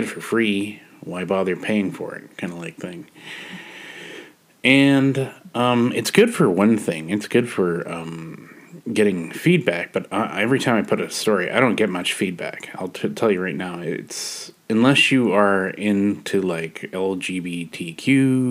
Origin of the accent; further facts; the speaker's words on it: Canada; I'm a Canadian